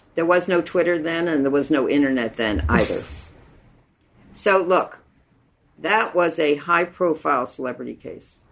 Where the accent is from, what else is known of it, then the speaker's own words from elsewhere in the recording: United States; a woman growing up in the United States and in this world